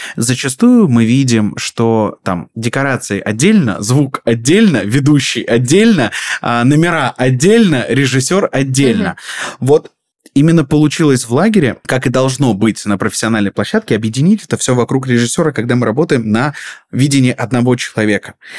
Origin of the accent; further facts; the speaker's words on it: Rostov Oblast, Russia; moved away as an adult; also born or lived in Krasnodar; я приехал, такая звездочка из Ростовской области